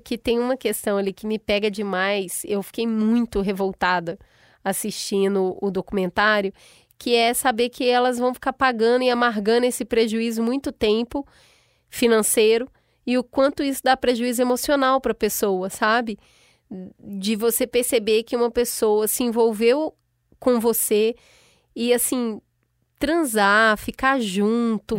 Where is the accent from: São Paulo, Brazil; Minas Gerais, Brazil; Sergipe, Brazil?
Minas Gerais, Brazil; eu sou mineira